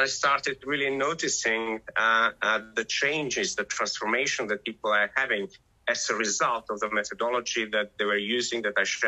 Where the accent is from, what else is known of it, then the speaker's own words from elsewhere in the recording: North Macedonia; moved away as an adult; now in England; I was born in Macedonia